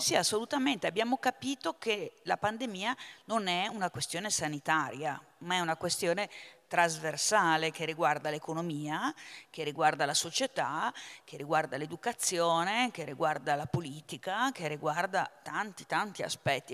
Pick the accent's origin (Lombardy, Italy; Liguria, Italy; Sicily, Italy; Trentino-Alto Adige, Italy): Lombardy, Italy; io vengo dalla Lombardia